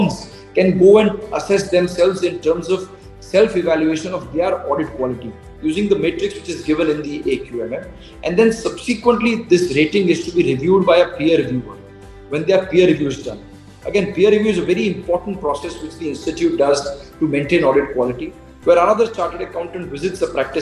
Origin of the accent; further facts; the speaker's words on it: Gujarat, India; I come from Gujarat